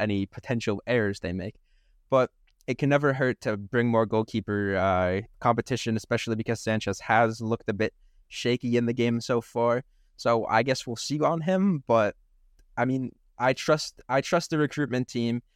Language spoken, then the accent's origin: English; United States; we are American